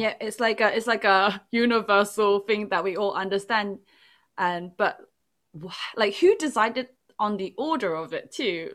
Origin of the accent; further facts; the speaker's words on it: England, United Kingdom; English is a second language; English was n, never, like, my first language despite being born in England